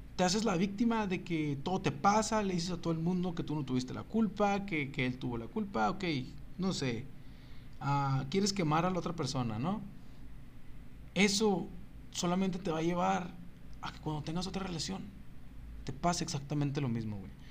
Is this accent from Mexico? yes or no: yes; Ciudad Juárez, Chihuahua, Mexico; ¿de dónde eres? De Juárez